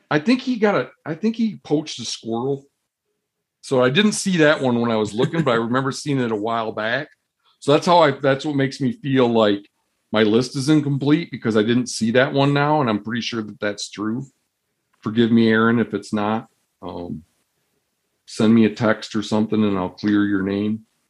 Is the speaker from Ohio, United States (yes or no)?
no; Michigan, United States; moved away; Where I grew up in Michigan